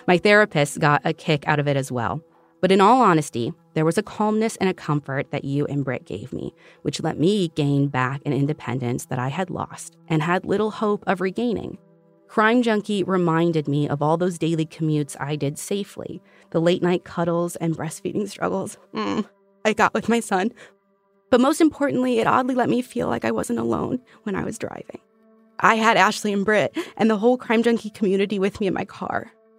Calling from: Alberta, Canada; I am from Alberta, Canada.

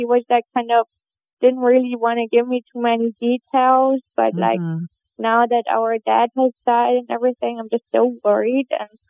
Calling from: Fort Lauderdale, Florida, United States; I'm from Fort Lauderdale, Florida

